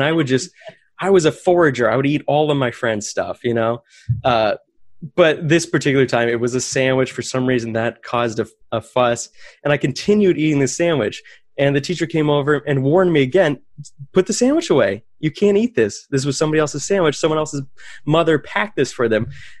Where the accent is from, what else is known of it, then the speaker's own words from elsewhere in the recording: Maine, United States; So I grew up in Maine. I went to a little Christian academy. It's like a private school in South Paris.